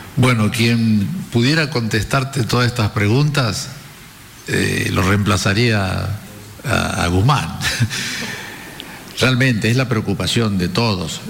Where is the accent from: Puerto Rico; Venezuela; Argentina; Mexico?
Argentina; los argentinos somos optimistas